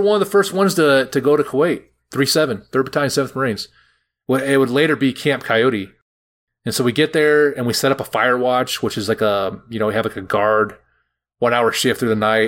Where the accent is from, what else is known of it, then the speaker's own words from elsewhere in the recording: Roseville, California, United States; I'm like from from Roseville, which is just north of there